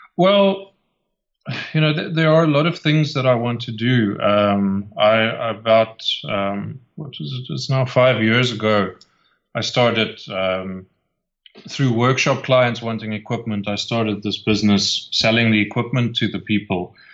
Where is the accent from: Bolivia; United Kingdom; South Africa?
South Africa; 30 minutes north of Cape Town, Western Cape; also born or lived in Kleinmond, South Africa; I could go from my hometown, which was was back then 30 minutes north of Cape Town.